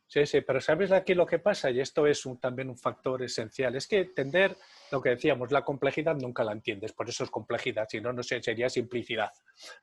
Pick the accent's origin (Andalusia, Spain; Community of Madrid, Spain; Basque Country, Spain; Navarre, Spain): Navarre, Spain; yo soy navarro